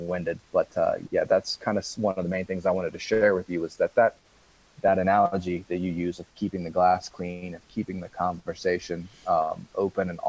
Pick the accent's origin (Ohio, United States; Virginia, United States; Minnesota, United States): Ohio, United States; Columbus; moved away as an adult; also born or lived in Grass Valley, California; I'm initially from Columbus, Ohio